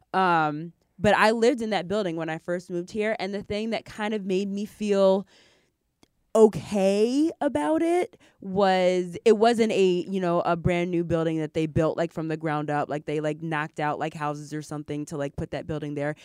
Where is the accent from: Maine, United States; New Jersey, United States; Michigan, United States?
Michigan, United States; Ypsilanti; moved away; I grew up in Ypsilanti, Michigan